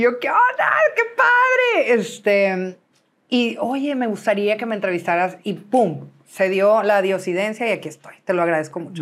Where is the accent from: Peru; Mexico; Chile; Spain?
Mexico; Monterrey, Nuevo León; compraron casa mis papás y nos pasamos a Villa Las Fuentes, enfrente de satélite donde todavía viven. Y ahí yo viví pues toda mi vida